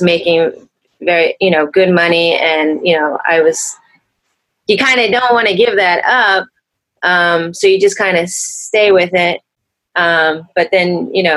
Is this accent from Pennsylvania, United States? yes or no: yes; Pennsylvania, United States; moved away as an adult; also born or lived in Philadelphia / Brooklyn, New York / New York City / New Jersey; I'm originally from Pennsylvania.